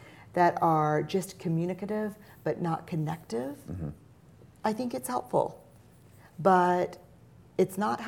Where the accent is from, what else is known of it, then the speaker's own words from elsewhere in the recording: New Orleans, Louisiana, United States; Growing up in New Orleans